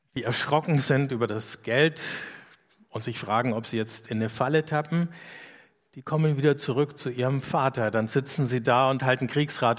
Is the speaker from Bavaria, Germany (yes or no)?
yes; Erlangen, Bavaria, Germany; wo ich herkomme. Dann sage ich aus Erlangen